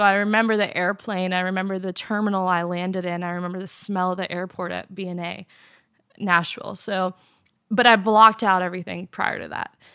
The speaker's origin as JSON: {"language": "English", "country": "Afghanistan", "tie": "born or raised there", "moved": "yes", "said": "I was born in Afghanistan"}